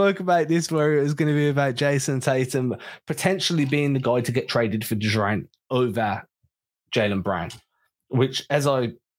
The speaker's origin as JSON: {"language": "English", "region": "England", "country": "United Kingdom", "said": "We're English"}